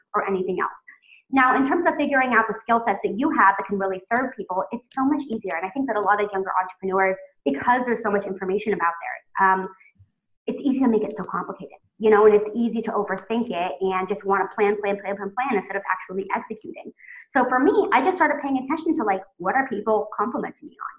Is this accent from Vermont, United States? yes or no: no; California, United States; moved away as an adult; also born or lived in Oregon; now in Tel Aviv, Israel; I'm originally from California